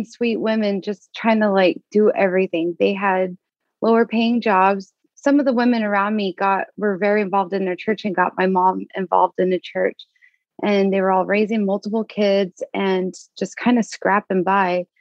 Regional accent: Las Vegas, Nevada, United States; now in Portland, United States; I'm from Las Vegas, Nevada

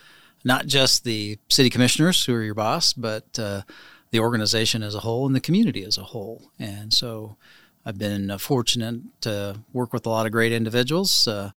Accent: Clay Center, Kansas, United States; So I was actually born near Wakefield, in Clay Center. We had a family farm there, and actually Milford Lake took our farm.

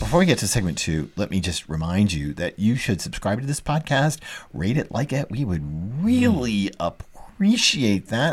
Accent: Dallas, Texas, United States; moved away; also born or lived in New York City; I grew up in Dallas, a long way from any water

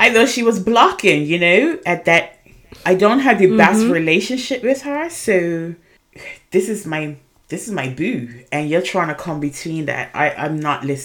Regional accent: Bermuda; I am originally from Bermuda. I was born and raised in Bermuda

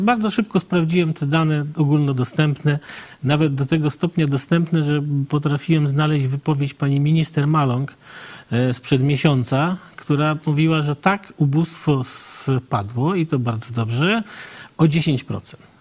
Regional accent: Puławy, Lublin Voivodeship, Poland; ja jestem z Puław

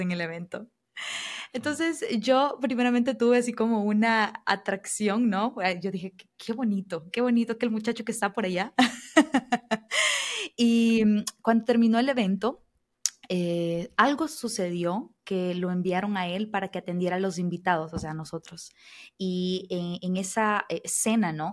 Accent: El Salvador; moved away as an adult; now in Brazil; yo soy salvadoreña, o sea, de Centroamérica

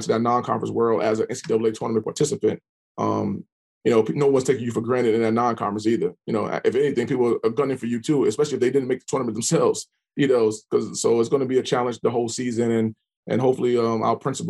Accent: New York City, New York, United States; now in Norfolk, United States; I'm from New York City

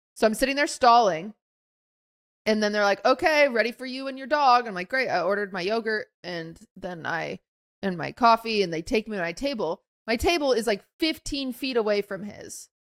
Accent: Washington, United States; moved away as an adult; now in Los Angeles, United States; I'm from Washington

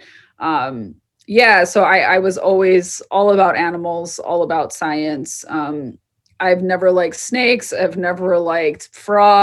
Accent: Southwest, United States; I'm from the Southwest

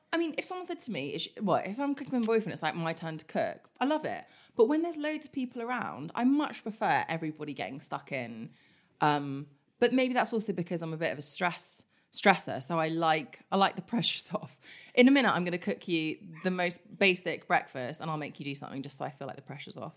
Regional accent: Kingston upon Thames, London, United Kingdom; also born or lived in Germany / Philippines (mother's origin); now in London, United Kingdom; We grew up in Kingston.

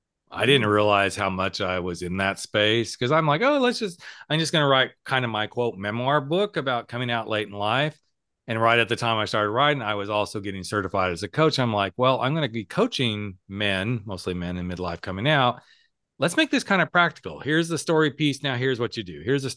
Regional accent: the South, United States; I'm from the South and we do things a little different in the South.

